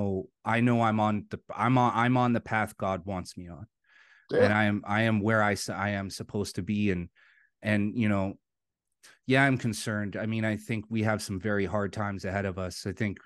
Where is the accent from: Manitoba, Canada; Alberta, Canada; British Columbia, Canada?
British Columbia, Canada; Vancouver; I grew up in Vancouver.